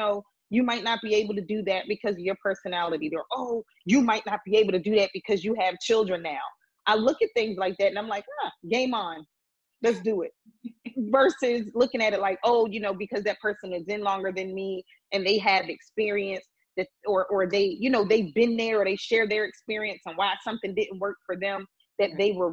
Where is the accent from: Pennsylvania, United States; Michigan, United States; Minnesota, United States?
Pennsylvania, United States; Philadelphia; accent: East Coast; I am very proud that I am from Philadelphia, Pennsylvania